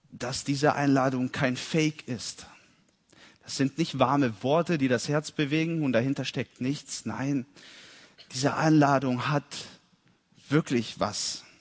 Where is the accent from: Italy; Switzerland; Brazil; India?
Italy; Ich bin in Italien geboren und aufgewachsen. Und meine Eltern waren Missionare dort.